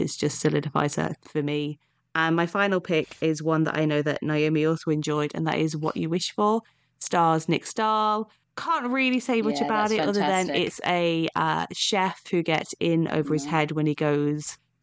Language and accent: English; Nottingham, East Midlands, United Kingdom; I grew up in Nottingham